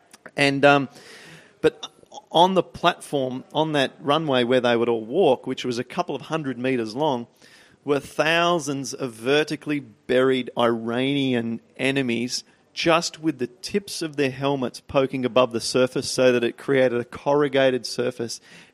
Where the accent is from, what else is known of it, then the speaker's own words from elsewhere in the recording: Peak Hill, New South Wales, Australia; I'm from Peak Hill.